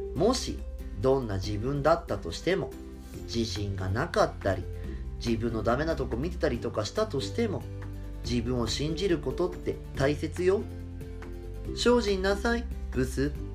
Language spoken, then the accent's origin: Japanese; Fukushima, Japan; now in Tokyo, Japan; 福島県民のソウルフードと呼んでもいいんじゃないかと思うくらい食べ親しんできた後楽園まあ昔はね会津っぽって名前でよく高校の時とかは友達とねあの500円握りしめて「ずっぽ行くべ!」とか言いながらよくたむろってた